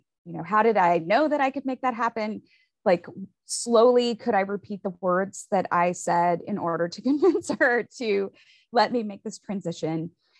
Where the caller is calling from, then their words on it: Austin, Texas, United States; So I am tuning in and calling in from Austin, Texas.